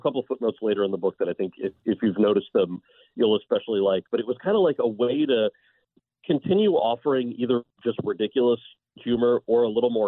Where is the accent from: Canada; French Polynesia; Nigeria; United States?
United States; New Jersey; moved away; also born or lived in California; I was born and raised in New Jersey